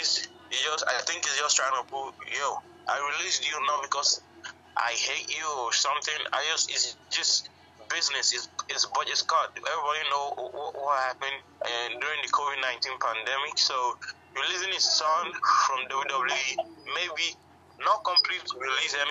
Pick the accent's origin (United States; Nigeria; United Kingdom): Nigeria; as a Nigerian.